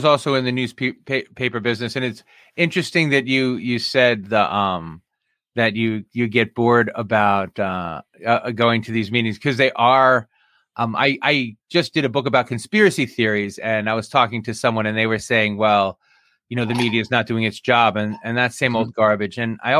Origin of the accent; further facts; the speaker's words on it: Jersey City, New Jersey, United States; moved away; also born or lived in Union Beach, New Jersey; I was born in Jersey City and left New Jersey from Union Beach.